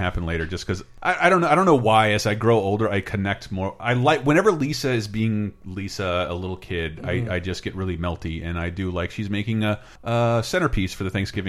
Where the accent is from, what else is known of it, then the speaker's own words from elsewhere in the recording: Florida, United States; Growing up in Florida